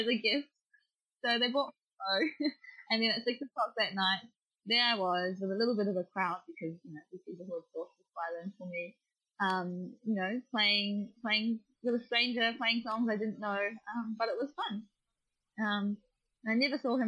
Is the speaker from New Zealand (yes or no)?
yes; New Zealand; now in Melbourne, Australia; I'm a Kiwi